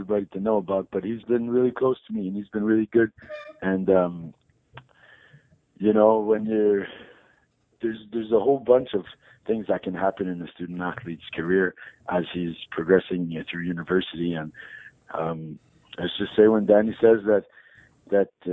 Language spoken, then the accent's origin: English; Montreal, Quebec, Canada; I grew up in Montreal